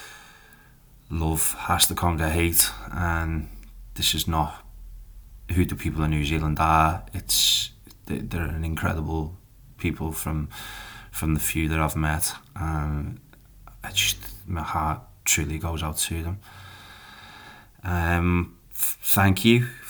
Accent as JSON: {"language": "English", "town": "Liverpool", "region": "North West England", "country": "United Kingdom", "moved": "yes", "lives_now": "Columbus, United States", "said": "I am a Scouser and I'm from Liverpool"}